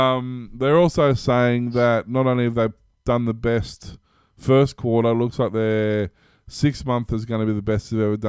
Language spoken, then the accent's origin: English; Australia